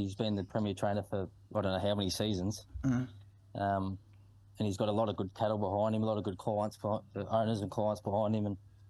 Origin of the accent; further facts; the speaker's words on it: Colac, Victoria, Australia; where I grew up in Colac